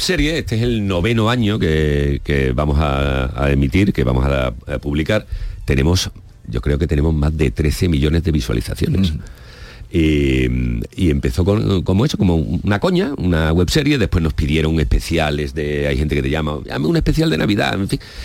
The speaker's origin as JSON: {"language": "Spanish", "town": "Salteras", "region": "Andalusia", "country": "Spain", "tie": "born or raised there", "also_born_or_lived": "Seville", "said": "grabo en Salteras, en mi pueblo"}